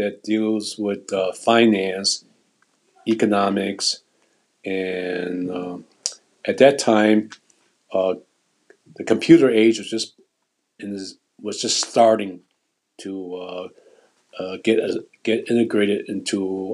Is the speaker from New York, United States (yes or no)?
no; Chicago, Illinois, United States; born or raised there; English is a second language